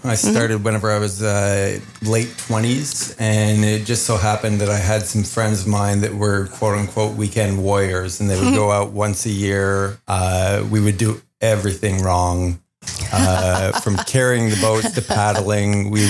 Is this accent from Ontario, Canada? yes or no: yes; Cornwall, Ontario, Canada; moved away; I'm originally from Cornwall, Ontario, and we have a couple of local smaller parks, Frontenac and Murphy's